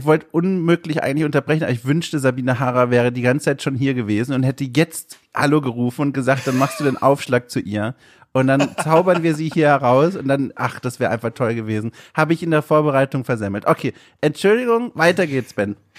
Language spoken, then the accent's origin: German; Southern Germany, Germany; now in Hamburg, Germany; Ich komme ja aus dem Süden ursprünglich und dort wird Radler gesagt